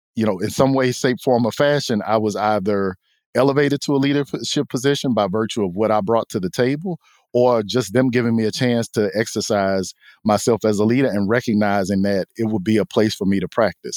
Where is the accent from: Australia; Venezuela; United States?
United States; Houston, Texas; we grew up in Texas, I grew up in Houston